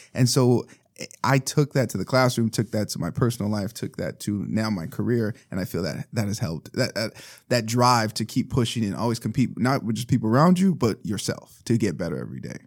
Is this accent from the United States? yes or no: yes; Los Angeles, California, United States; we're from East Los Angeles